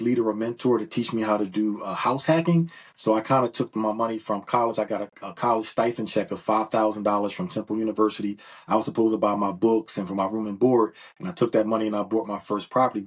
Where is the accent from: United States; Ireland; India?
United States; Philadelphia, Pennsylvania; I'm from Philadelphia, PA. Been born and raised in Philadelphia